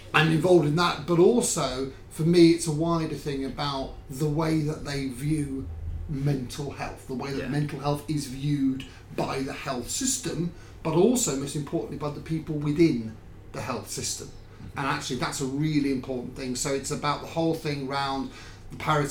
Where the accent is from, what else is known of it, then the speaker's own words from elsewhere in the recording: Manchester, North West England, United Kingdom; we Mancunians